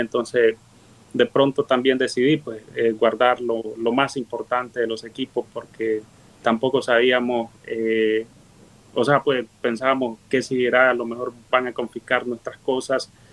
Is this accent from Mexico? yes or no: no; Río Blanco, Matagalpa, Nicaragua; moved away as an adult; now in United States; dejar mi pueblo donde hice una vida pues eh, periodísticamente hablando y construí un sueño de tener mi propio canal, de venir desde niño luchando